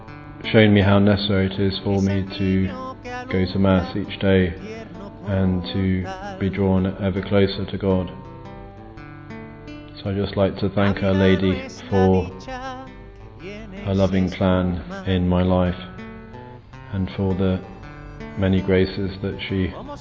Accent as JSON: {"language": "English", "region": "England", "country": "United Kingdom", "said": "I'm from England."}